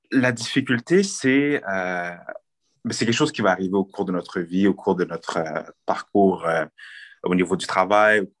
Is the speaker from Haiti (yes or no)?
yes; Haiti; nous, je pense, en tant que, euh, en tant que, en tant que Noirs, en tant que haïtien, en tant que personnes de la diversité, nous avons le pouvoir de changer beaucoup de choses